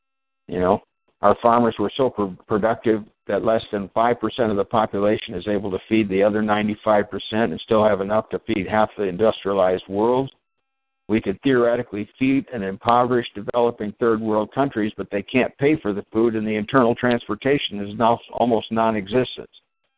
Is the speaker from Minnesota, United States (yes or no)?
yes; Minnesota, United States; And I'm from Minnesota, and I've always been an advocate for global warming.